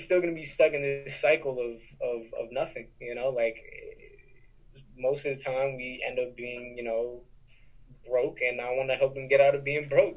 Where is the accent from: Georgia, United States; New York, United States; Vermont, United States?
New York, United States; also born or lived in Texas; I've been here since I was seven